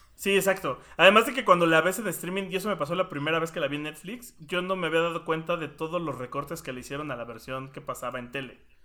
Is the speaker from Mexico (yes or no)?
yes; Mexico; somos mexicanos